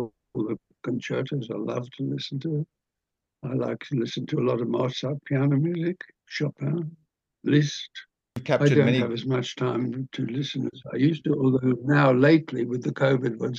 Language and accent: English; Sydney, New South Wales, Australia; moved away as an adult; I was born just on top of the beach at Tamarama, which is between Bondi and Bronte. And so one was constantly in the water